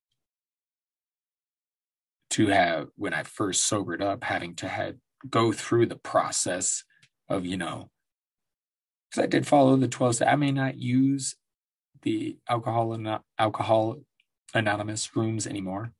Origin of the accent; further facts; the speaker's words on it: Colorado, United States; In Colorado, my home state